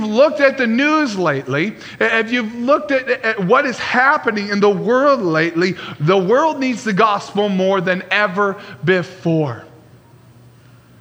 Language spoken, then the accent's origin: English; Traverse City, Michigan, United States; growing up in Traverse City, Michigan, that was a pretty big, small little bubble